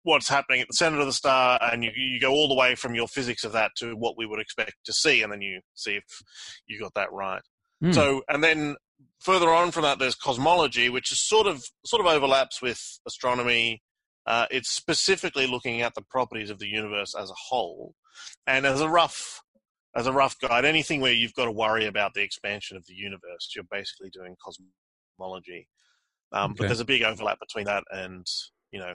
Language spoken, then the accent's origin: English; Australia; also born or lived in Cambridge, United Kingdom / Zurich, Switzerland; I grew up in Australia and did my undergraduate degrees here